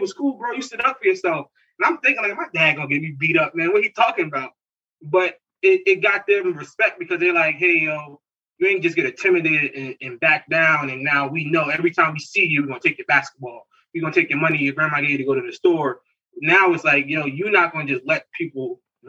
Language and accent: English; Newark, New Jersey, United States; I grew up in Newark